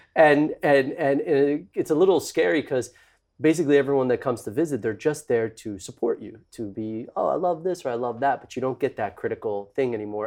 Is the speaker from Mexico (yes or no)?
yes; Mexico; I grew up in Mexico